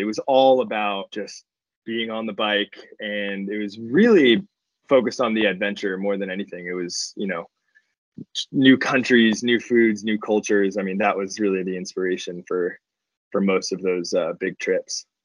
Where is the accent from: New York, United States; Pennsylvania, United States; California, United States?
California, United States; Los Angeles; I grew up in Los Angeles.